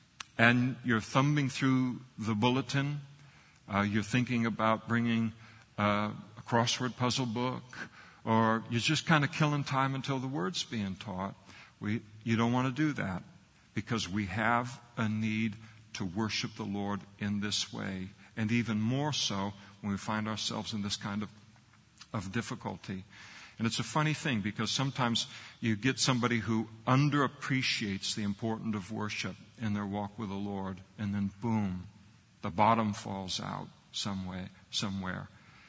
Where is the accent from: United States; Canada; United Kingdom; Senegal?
United Kingdom; Scotland; I'm a Scot.